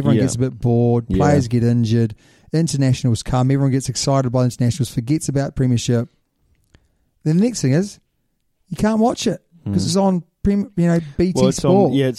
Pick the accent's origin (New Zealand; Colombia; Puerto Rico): New Zealand